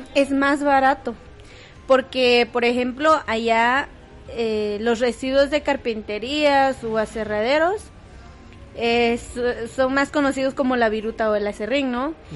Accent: Guatemala; nuestro país

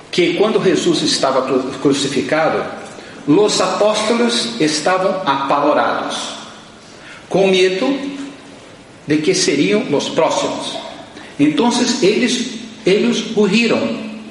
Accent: Brazil; moved away as an adult; eu sou brasileiro. Já estou aqui há cinco anos

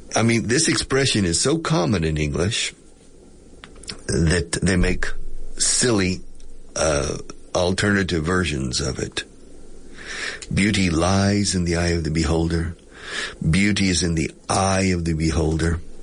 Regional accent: United States; now in Spain; I'm not British, I'm American

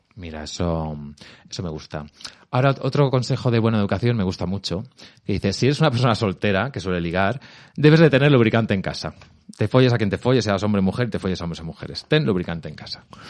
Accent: Albacete, Castilla-La Mancha, Spain; now in Madrid, Spain; Yo soy de Albacete.

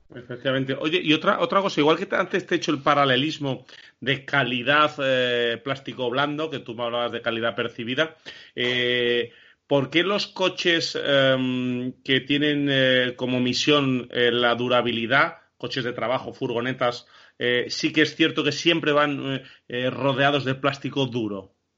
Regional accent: Castile and León, Spain; Nosotros los tres, que somos castellanos

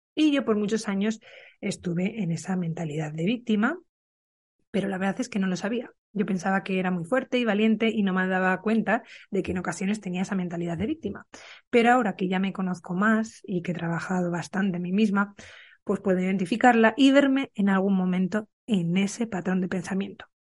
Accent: Burgos, Castile and León, Spain; moved away; Yo ahora estoy en Burgos, en mi ciudad natal, en casa de mis padres

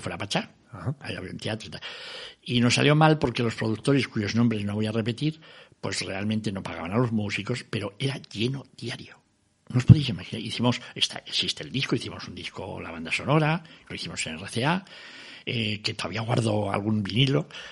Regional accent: Basque Country, Spain; soy vasco y español, pero soy vasquito

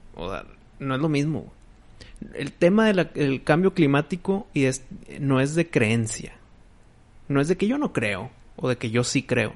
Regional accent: Mexico; mi voto como mexicano

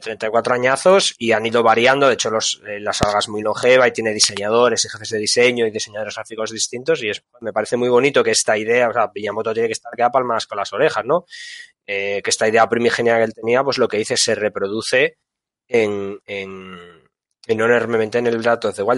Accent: Asturias, Spain; nosotros somos de Asturias

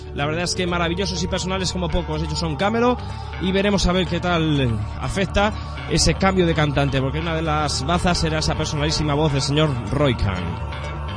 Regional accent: southern Spain, Spain; accent: del sur (southern); tenemos mucho acento

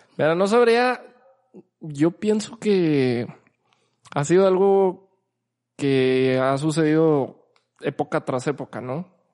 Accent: Mexico; como mexicanos, principalmente como mexicanos

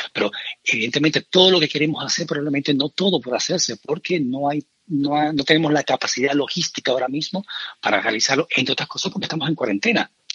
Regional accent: Cuba; moved away as an adult; now in Spain; yo soy cubano de nacimiento, aunque yo más de 25 años aquí, o sea, más de la mitad de mi vida la llevo aquí

